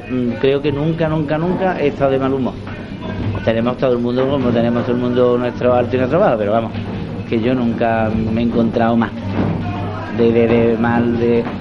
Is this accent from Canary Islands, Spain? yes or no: no; Antequera, Andalusia, Spain; also born or lived in Archidona / Seville; Pues me vine con ocho años aquí en Antequera y después pues ya estuve en Sevilla y todo esto.